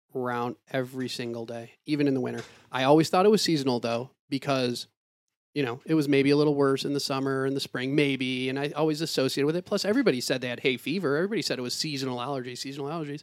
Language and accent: English; Ann Arbor, Michigan, United States; moved away; also born or lived in Detroit / Pittsburgh; growing up in Ann Arbor